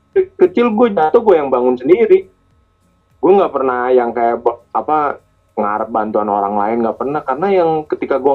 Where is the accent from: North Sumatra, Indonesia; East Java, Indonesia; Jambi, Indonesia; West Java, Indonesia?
West Java, Indonesia; Bandung; Gue dari Bandung gitu sih orangnya ramah banget.